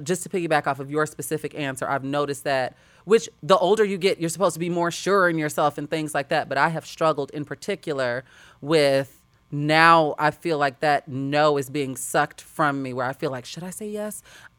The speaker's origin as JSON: {"language": "English", "town": "Chicago", "region": "Illinois", "country": "United States", "said": "We're both from Chicago, so we get a lot of comparisons."}